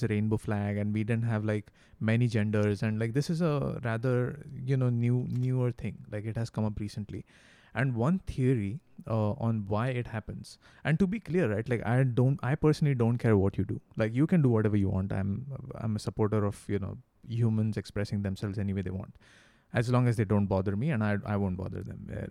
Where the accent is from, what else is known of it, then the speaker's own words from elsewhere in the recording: India; Ra and me, we are Indian people, you know, we have a different culture